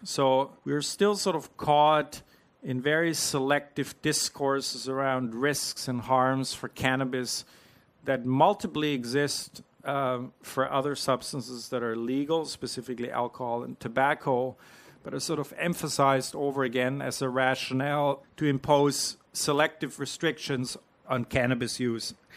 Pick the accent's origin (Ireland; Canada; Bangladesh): Canada; moved away as an adult; now in New Zealand; I'm not a Kiwi. I'm an import from Canada. I've been here for less than a year